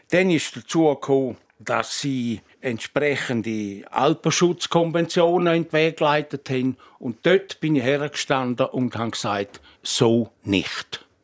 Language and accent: German; Switzerland; Nicht zuletzt, weil ich auch Bergler bin. Ich bin in Scherwolden aufgewachsen.